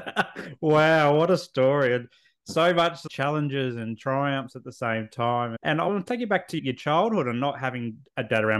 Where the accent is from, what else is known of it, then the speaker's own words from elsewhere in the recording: Adelaide, South Australia, Australia; also born or lived in Canberra; now in Southeast Queensland, Australia; I was born and raised in Adelaide.